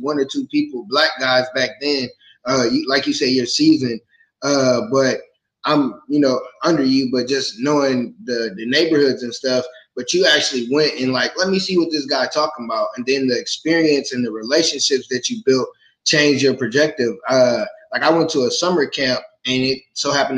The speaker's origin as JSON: {"language": "English", "region": "Midwest", "country": "United States", "said": "I'm from the Midwest"}